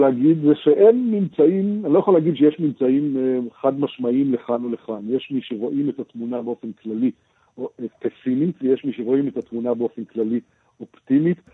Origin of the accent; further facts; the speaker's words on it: Israel; אצלנו בישראל